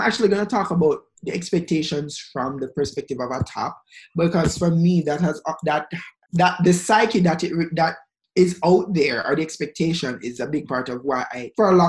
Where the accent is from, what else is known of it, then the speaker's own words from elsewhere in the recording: Pakistan; Girl, stop. I'm from Pakistan.